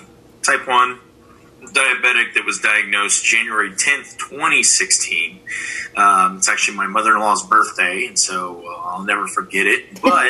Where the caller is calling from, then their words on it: San Antonio, Texas, United States; San Antonio, Texas. My house. Quarantined.